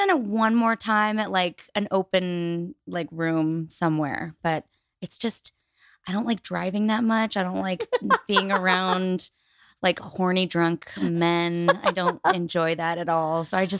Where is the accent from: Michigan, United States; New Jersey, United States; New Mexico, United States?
New Mexico, United States; Albuquerque; born or raised there